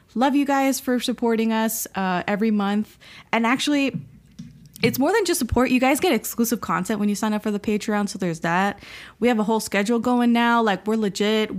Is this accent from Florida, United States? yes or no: yes; Miami, Florida, United States; moved away; We're all from Miami, three oh five